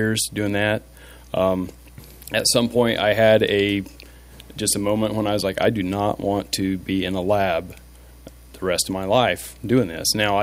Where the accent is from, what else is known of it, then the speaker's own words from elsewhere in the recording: Frankfort, Indiana, United States; also born or lived in Texas; I'm from Frankfort, Indiana.